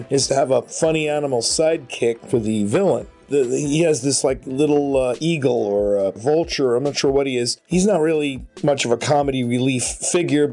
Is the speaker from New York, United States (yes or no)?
yes; New York, United States; I grew up in New York